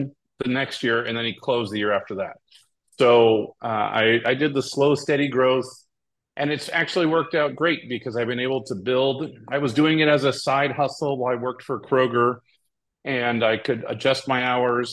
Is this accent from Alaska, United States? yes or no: no; Hawaii, United States; moved away as an adult; also born or lived in California; I was born and raised in Hawaii